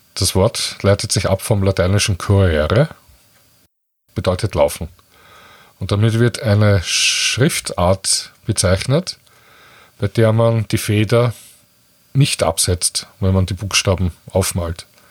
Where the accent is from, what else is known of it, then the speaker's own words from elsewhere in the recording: Austria; bei uns in Österreich